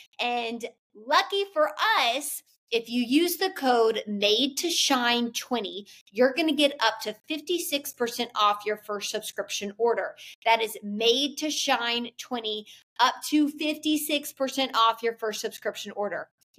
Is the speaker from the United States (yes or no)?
yes; the South, United States; you know, and especially I'm from the South. I live in the Bible Belt. I've lived in the South my entire life.